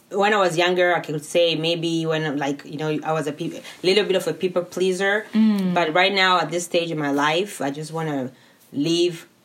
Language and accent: English; California, United States; now in Spokane, United States; from California, and I'm right now living in Spokane.